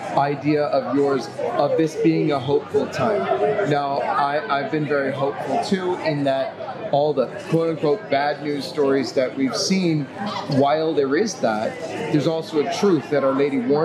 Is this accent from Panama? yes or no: no; Canada; I come from Canada. In my area, we have one maybe once a month, but really no real access to the traditional Latin mass.